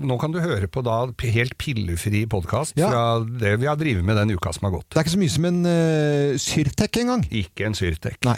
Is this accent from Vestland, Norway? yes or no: yes; Bergen, Vestland, Norway; Jeg er jo fra Arna, da.